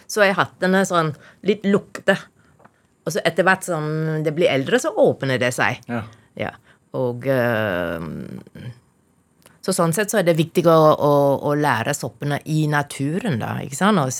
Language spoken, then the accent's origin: Norwegian; Taiping, Perak, Malaysia; now in Norway; Jeg kommer fra Malaysia.